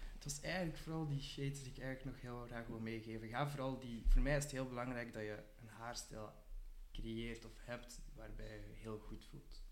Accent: Ghent, Flanders, Belgium; ik kom uit Gent

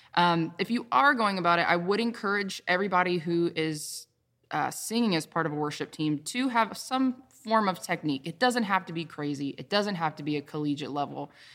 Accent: the Carolinas, United States; I'm from the Carolinas, born and raised

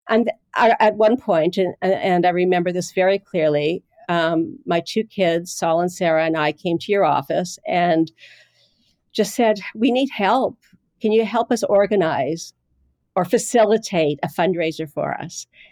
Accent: Winnipeg, Manitoba, Canada; moved away as an adult; now in Boston, United States; I grew up in Winnipeg, Canada, in the north side of Winnipeg, uh, the North End

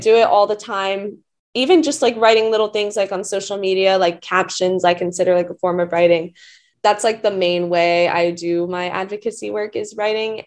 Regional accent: Atlanta, Georgia, United States; I'm from Atlanta

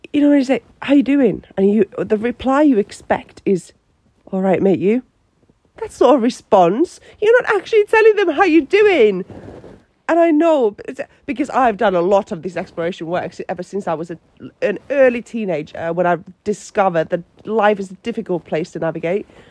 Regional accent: Finland; English is a second language; moved away as an adult; also born or lived in Australia; now in Newcastle, United Kingdom; I'm from Finland

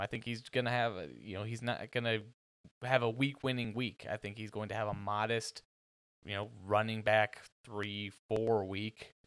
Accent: Chicago, Illinois, United States; my hometown, Chicago

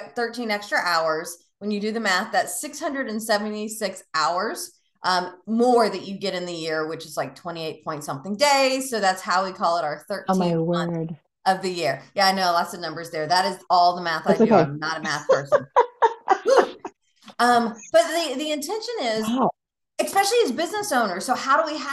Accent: the South, United States; now in Tampa, United States; I'm from the South

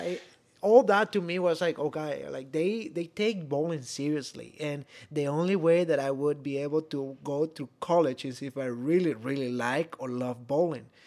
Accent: Venezuela; first language Spanish; English is a second language; moved away as an adult; I am from Venezuela originally.

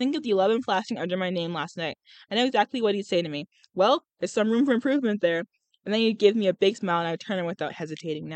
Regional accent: United Kingdom; I'm British. Yeah, I'm British

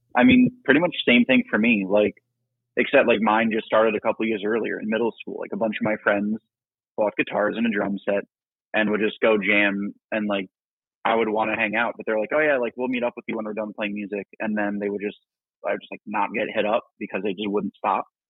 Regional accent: New Jersey, United States; I was born in New Jersey

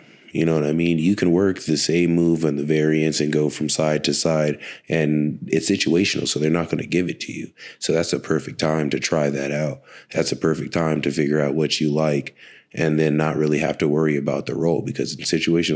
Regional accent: Texas, United States; I'm from Texas

